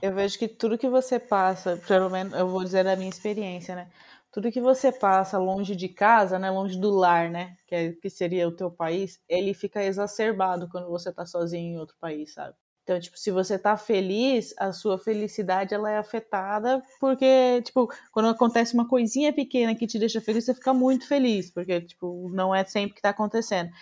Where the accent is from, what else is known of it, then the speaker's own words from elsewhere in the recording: Brazil; moved away as an adult; now in Netherlands; sou brasileiro